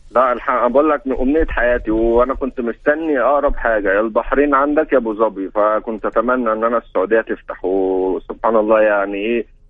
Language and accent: Arabic; El Mahalla El Kubra, Gharbia, Egypt; now in Alexandria, Egypt; من محافظة الغربية من محلة ومقيم في اسكندرية بقالي 10 سنين